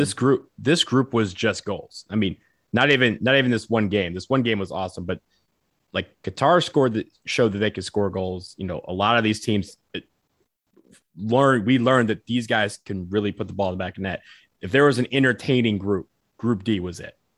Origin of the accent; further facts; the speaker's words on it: Detroit, Michigan, United States; I'm from Detroit